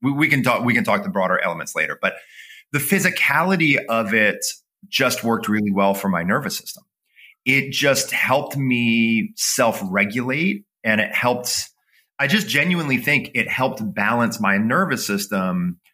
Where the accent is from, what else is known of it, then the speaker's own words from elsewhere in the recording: Toledo, Ohio, United States; I grew up in the Midwest. I grew up in Toledo, Ohio